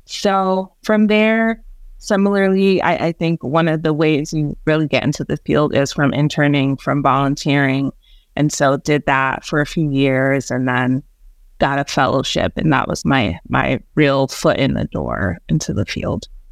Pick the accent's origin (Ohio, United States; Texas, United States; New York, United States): New York, United States; New York City; also born or lived in Jamaica; Native New Yorker. Was born in Jamaica and migrated to New York City with my family